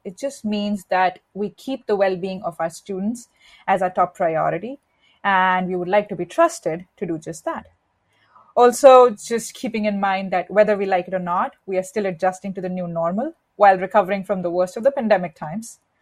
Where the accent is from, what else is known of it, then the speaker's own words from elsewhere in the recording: India; moved away; I was born and raised in India